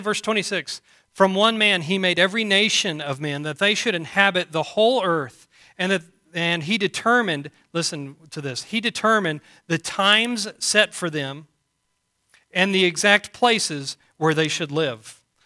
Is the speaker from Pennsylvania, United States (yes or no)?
no; Canyon, Texas, United States; also born or lived in Booker, Texas; we grew up here in Canyon and moved to Booker